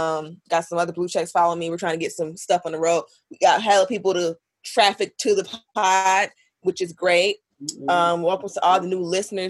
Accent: Florida, United States; I am from Florida. I went to school in Tallahassee.

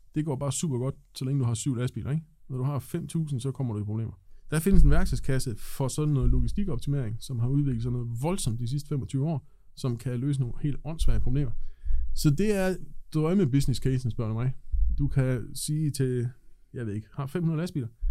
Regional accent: Thisted, North Denmark Region, Denmark; Jeg er født i Thisted

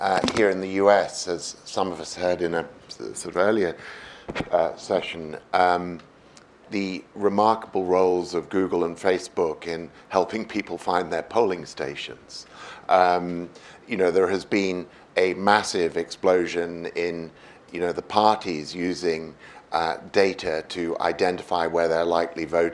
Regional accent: United Kingdom; as a Brit

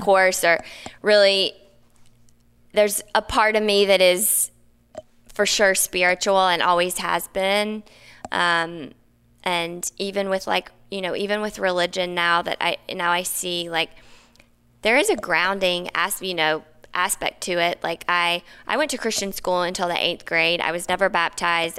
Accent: the South, United States; also born or lived in Napa / New York / Maine; now in Los Angeles, United States; I grew up in the South.

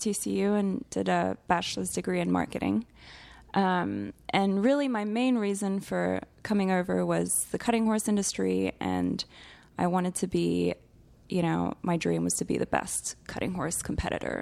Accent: Geneva, Switzerland; moved away as an adult; now in Texas, United States; growing up in Switzerland

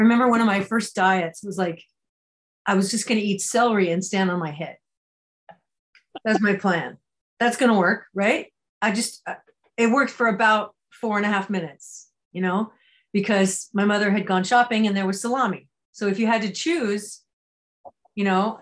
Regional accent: California, United States; I grew up in California

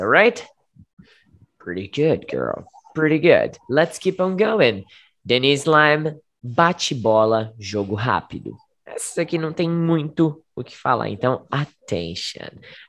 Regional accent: Southeast Brazil, Brazil; English is a second language; I am from Southeast.

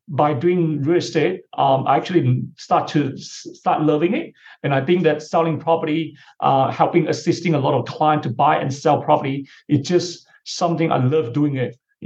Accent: Malaysia; moved away as an adult; now in Melbourne, Australia; my family background, which they are property investors back in my hometown in Malaysia

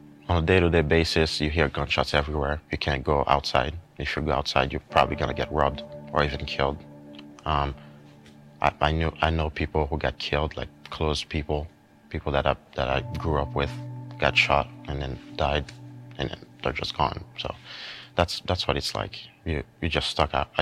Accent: Port-au-Prince, Ouest, Haiti; moved away; I grew up in Port-au-Prince, Haiti

